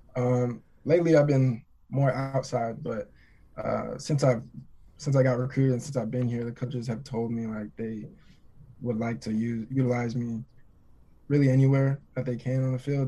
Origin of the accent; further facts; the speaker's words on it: Twentynine Palms, California, United States; moved away as an adult; also born or lived in Nebraska; Twenty Nine Palms is in the high desert. I live Twenty Nine Palms is about an hour away from Palm Springs